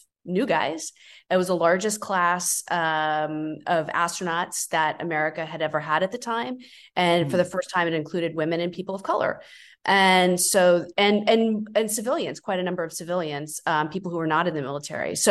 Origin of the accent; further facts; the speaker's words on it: Florida, United States; I'm also from Florida